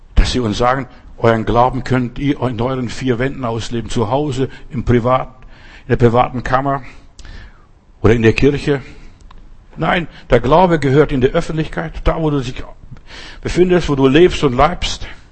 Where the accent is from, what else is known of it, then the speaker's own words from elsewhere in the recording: Southern Germany, Germany; bei uns in Süddeutschland